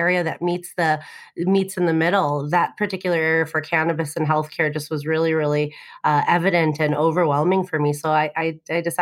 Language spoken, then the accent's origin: English; Illinois, United States; Illinois, which is my home state